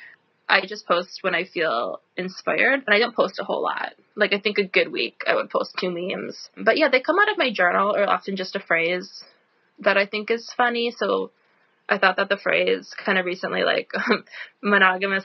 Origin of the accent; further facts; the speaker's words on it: Midwest, United States; also born or lived in Philadelphia, Pennsylvania; now in Wisconsin, United States; myself being from the Midwest